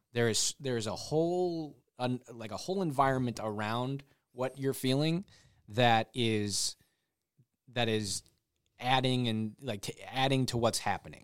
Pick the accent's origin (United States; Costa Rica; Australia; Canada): United States; Michigan; moved away as an adult; also born or lived in Nashville; I'm from Michigan, so I'm, I'm kind of in a home sort of nostalgic kind of mode in these last, uh, few months that I've been up here.